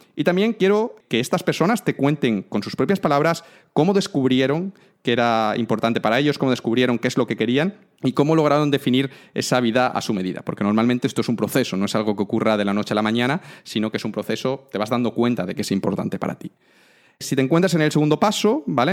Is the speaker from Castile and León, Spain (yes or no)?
no; Cáceres, Extremadura, Spain; soy de Cáceres